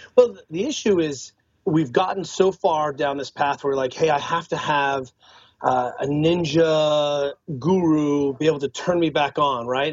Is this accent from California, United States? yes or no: yes; Northern California, United States; also born or lived in Boulder; I'm I'm from Northern California.